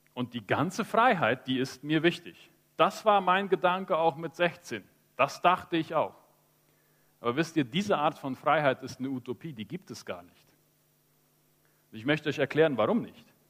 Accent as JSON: {"language": "German", "region": "Chaco", "country": "Paraguay", "tie": "born or raised there", "said": "Ich bin im Chaco aufgewachsen, in einem christlichen Elternhaus"}